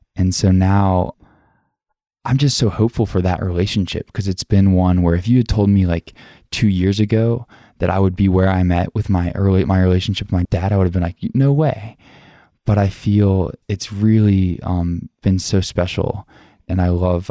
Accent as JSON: {"language": "English", "region": "the South", "country": "United States", "tie": "born or raised there", "said": "growing up in the South"}